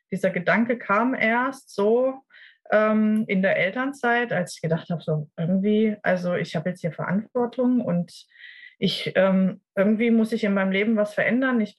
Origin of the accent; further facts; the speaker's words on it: Ludwigsburg, Baden-Württemberg, Germany; ich komme aus, ähm, aus dem Raum Ludwigsburg im schönen Baden-Württemberg